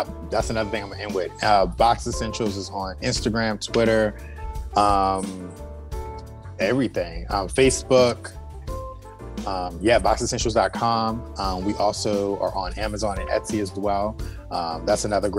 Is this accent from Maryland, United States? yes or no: yes; Annapolis, Maryland, United States; I'm from Annapolis